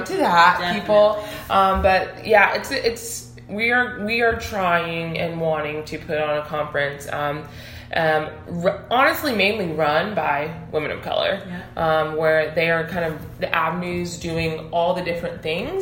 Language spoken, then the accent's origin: English; United States; I was born in the U.S.